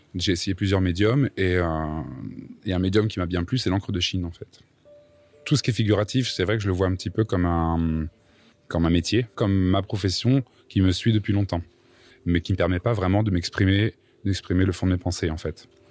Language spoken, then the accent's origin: French; Châteauroux, Centre-Val de Loire, France; Je viens de Châteauroux, dans l'Indre